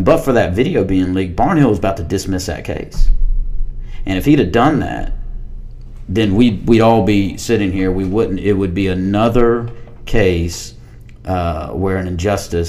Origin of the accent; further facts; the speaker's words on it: Harris County, Georgia, United States; I'm from small town, Georgia. I'm from Harris County, Georgia